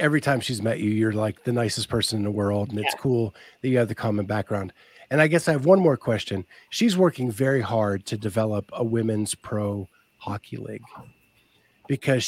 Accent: Pennsylvania, United States; now in Columbus, United States; I grew up in Pennsylvania, so I'm a Penn State fan

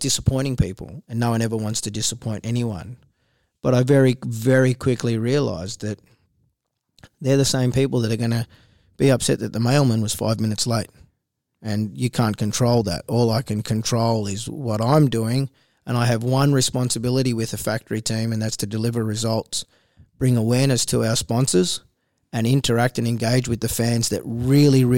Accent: Australia; also born or lived in Israel; I was born in Israel. I came over here when I was one. I was welcomed in Australia. I was originally going to a Jewish school. I ended up in a Catholic school

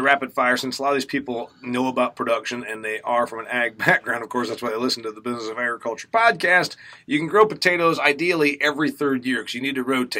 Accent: Midwest, United States; As a Midwesterner from a corn and soybean state

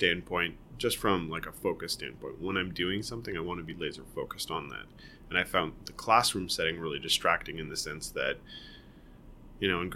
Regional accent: Guelph, Ontario, Canada; also born or lived in Toronto; I grew up in Guelph. I was born in Toronto. Born and raised in Toronto until I was 5, so maybe not raised, and then we moved to Guelph. So I was in Guelph from 5 to 18, basically

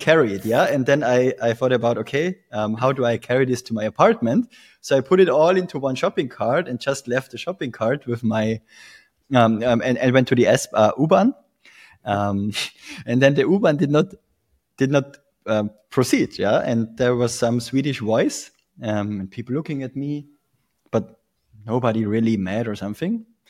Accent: Tyrol, Austria; moved away as an adult; also born or lived in Vienna, Austria; I'm originally from Tirol, Austria.

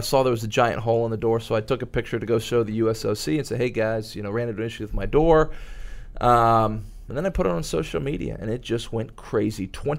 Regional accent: Dallas-Fort Worth metroplex, Texas, United States; I grew up in the Dallas-Fort Worth metroplex

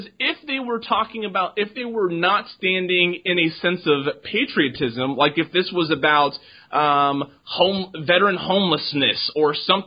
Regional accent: United States; as an American and a veteran and everything else that I am

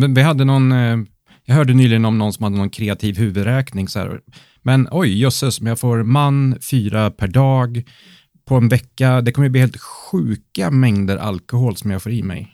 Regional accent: Värmland, Sweden; Jag kommer från Värmland

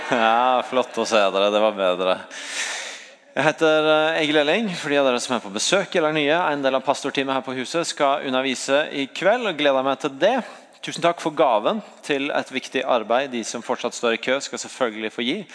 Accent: Sandnes, Rogaland, Norway; Jeg er fra Sandnes.

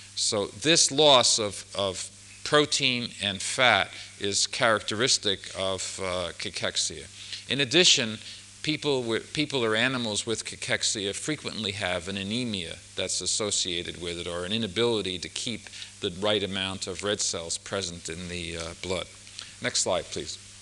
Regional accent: United States; being an American, I only can speak English

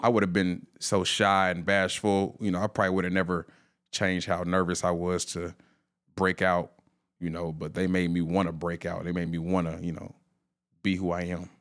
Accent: Indianapolis, Indiana, United States; born and raised in Indianapolis, Indiana

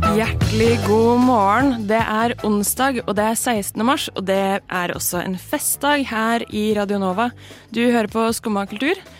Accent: Stavanger, Rogaland, Norway; moved away; jeg er fra Stavanger

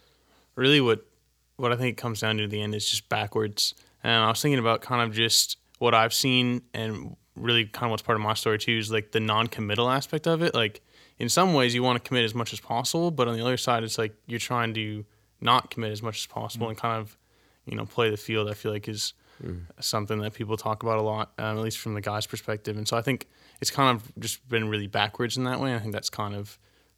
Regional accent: Edina, Minnesota, United States; from Edina, Minnesota, and I'm also a senior at TCU.

